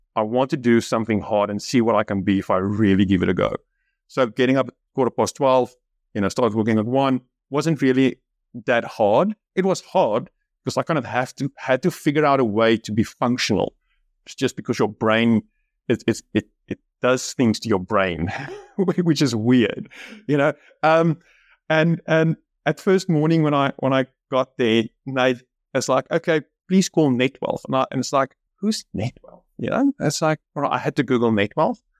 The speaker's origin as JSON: {"language": "English", "town": "Bloemfontein", "region": "Free State", "country": "South Africa", "tie": "born or raised there", "second_language": "English", "moved": "as an adult", "lives_now": "Australia", "said": "been living in Bloemfontein, where I was kind of lived my whole life"}